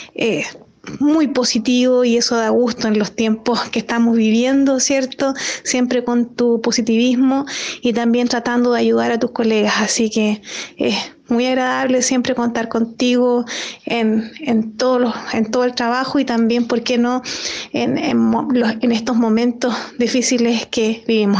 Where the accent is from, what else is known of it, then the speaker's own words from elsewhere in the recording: Chile; como chilenos acostumbramos a vivir muchas tragedias y a superarlas